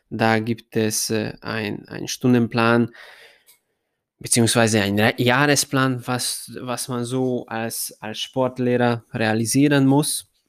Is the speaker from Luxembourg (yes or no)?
no; Ada, Vojvodina, Serbia; German is a second language; habe ich dann meinen ersten Job als Fußballtrainer in äh, Ada, in meinem Heimatstadt, bekommen